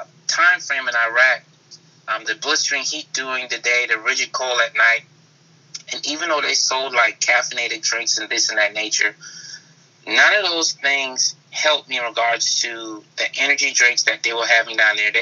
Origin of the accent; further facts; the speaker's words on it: Charleston, South Carolina, United States; moved away as an adult; also born or lived in Germany; I'm born and raised in Charleston, South Carolina